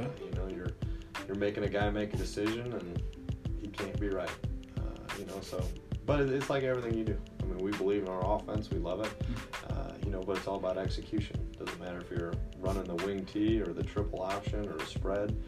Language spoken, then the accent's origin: English; Oconto, Wisconsin, United States; also born or lived in Indiana; now in Kenosha, United States; I'm from Wisconsin originally. I uh, graduated high school uh, from Oconto, uh, which is just north of Green Bay